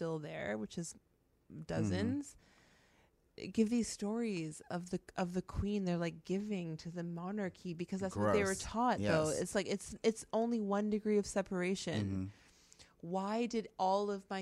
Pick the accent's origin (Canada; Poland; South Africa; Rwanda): Canada; And then we were raised in Canada.